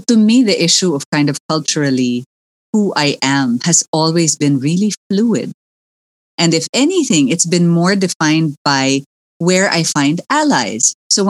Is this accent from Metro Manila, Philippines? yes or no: yes; Manila, Metro Manila, Philippines; moved away; also born or lived in United States; growing up in Manila, I didn't fit in with the Konyos. I didn't know any Konyos. But again, I wasn't quite local, right?